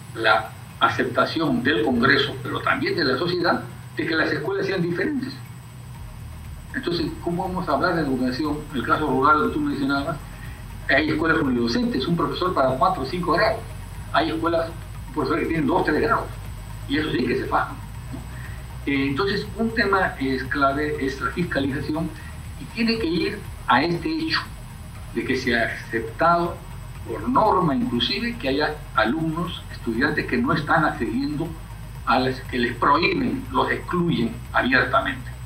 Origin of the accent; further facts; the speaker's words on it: Canchaque, Piura, Peru; yo que soy de Canchaque, ahí a mis familias canchaqueñas